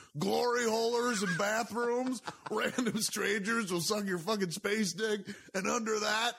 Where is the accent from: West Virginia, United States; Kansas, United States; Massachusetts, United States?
Kansas, United States; Yeah, I was raised on Kansas